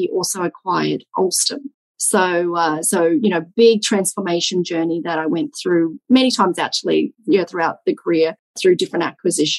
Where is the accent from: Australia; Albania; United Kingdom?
Australia; moved away; also born or lived in Vietnam / France; I was born in Vietnam, and I left Vietnam when I was 2 years old as a refugee with my parents at that time, of course. And we moved, migrated to Australia when I was 2.5, something like that.